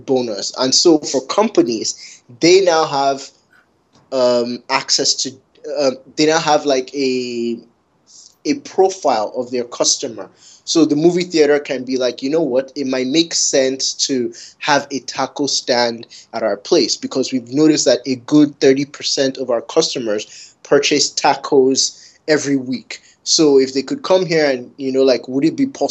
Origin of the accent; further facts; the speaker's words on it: Canada; Growing up in Canada